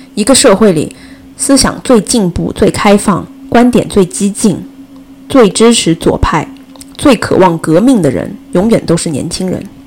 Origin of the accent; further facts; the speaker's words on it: China; 作为中国人，我们生活在二十一世纪